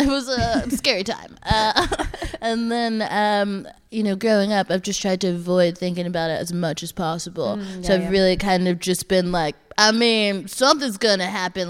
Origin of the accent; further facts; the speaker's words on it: Texas, United States; moved away as an adult; now in London, United Kingdom; Because I'm from Texas. I'm currently not in Texas.